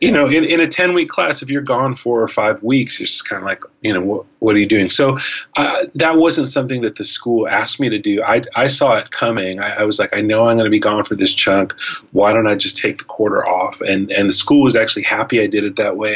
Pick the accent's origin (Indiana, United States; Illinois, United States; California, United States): California, United States; Los Angeles; also born or lived in San Francisco / New York City; LA is a good place to kind of settle down, and it's actually my hometown. I grew up here.